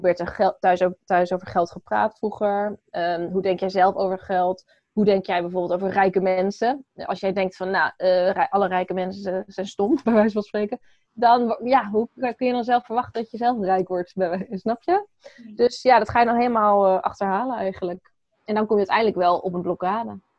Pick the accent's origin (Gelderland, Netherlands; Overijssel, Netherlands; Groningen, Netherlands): Gelderland, Netherlands; Apeldoorn; ik ben geboren in Apeldoorn.